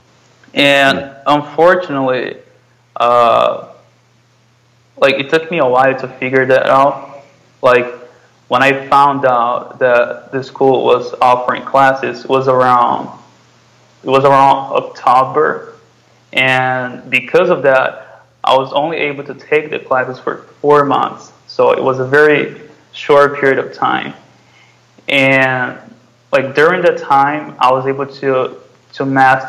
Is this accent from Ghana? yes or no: no; Brazil; first language Portuguese; English is a second language; I'm from Brazil, and I live in the state of São Paulo